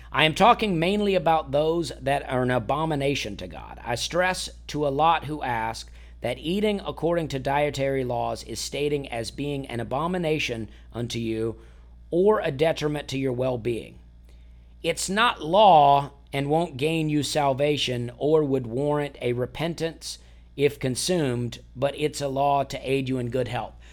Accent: Alabama, United States; born or raised there; moved away as an adult; also born or lived in Charleston, South Carolina; now in Nashville, United States

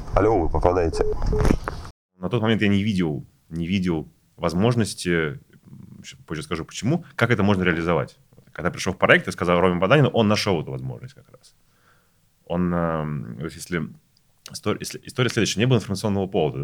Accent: Saint Petersburg, Russia; moved away as an adult; now in Moscow, Russia; я вообще из Петербурга, приехал в Москву 4 года назад работать

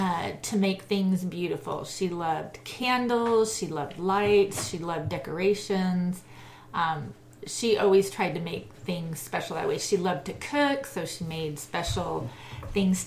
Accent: San Diego, California, United States; moved away; I grew up in San Diego, which was a lovely place to grow up.

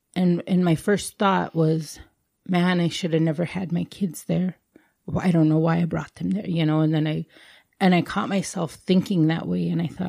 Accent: India; as Indian women, we're always taught you have to be strong.

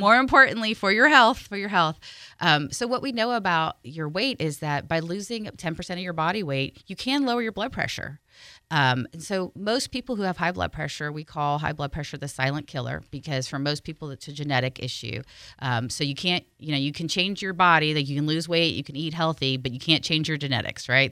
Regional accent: California, United States; I'm from California, but my parents are both from Ireland

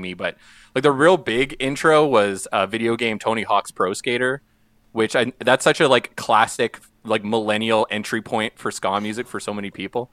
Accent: St. Paul, Alberta, Canada; when I was growing up in Saint Paul, which is a small town in northeastern Alberta.

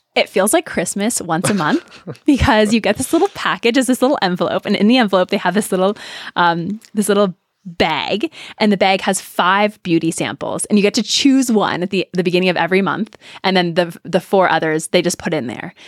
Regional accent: Canada; I'm Canadian

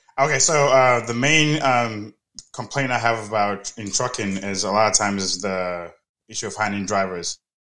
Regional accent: Nigeria; now in Houston, United States; I'm in Houston, though, but originally I'm Nigerian.

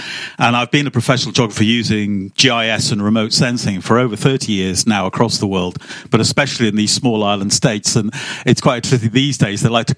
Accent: Liverpool, North West England, United Kingdom; moved away; I'm from Liverpool originally, which is 500,000 people

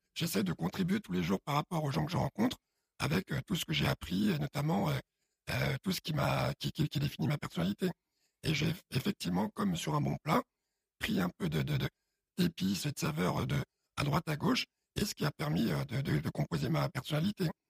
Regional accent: Paris, Île-de-France, France; also born or lived in Chad; Je suis adopté, je grandis à Odéon.

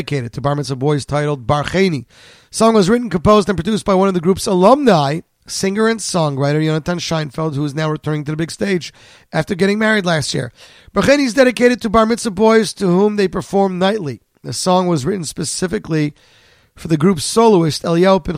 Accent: Canada; now in New Jersey, United States; I'm a Canadian.

